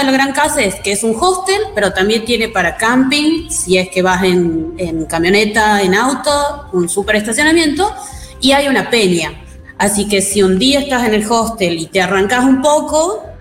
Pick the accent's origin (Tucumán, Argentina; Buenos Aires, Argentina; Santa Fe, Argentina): Tucumán, Argentina; Yo soy tucumana, pero les voy a recomendar Tilcara.